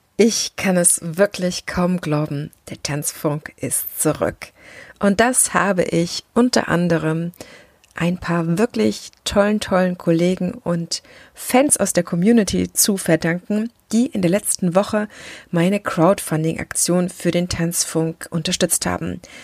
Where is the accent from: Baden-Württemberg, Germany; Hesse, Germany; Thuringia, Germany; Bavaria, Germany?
Thuringia, Germany; moved away as an adult; also born or lived in Leipzig, Saxony / Düsseldorf; bin gebürtige Sächsin. Ja, ich bin in Leipziger allerlei und ähm, zum Großteil meines Lebens aber in Thüringen groß geworden und habe dort gelebt an verschiedenen Orten